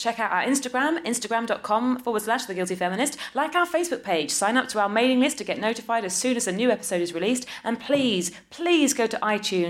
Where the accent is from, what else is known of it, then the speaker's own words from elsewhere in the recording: Ireland; I'm an Irish person. Obsessed with the potatoes.